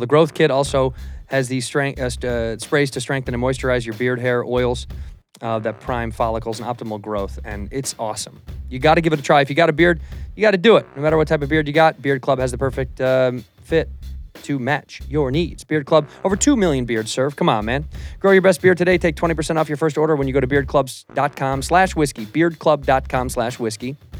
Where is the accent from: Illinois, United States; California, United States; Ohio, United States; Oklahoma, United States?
Illinois, United States; Chicago; moved away as an adult; now in Los Angeles, United States; I'm from Chicago, and I moved to L A twenty years ago